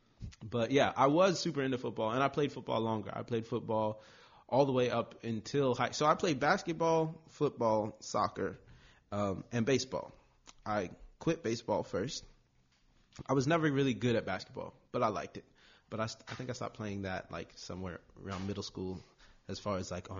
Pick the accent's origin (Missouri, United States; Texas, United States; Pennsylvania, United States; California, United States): California, United States; Long Beach; I'm born and raised in Long Beach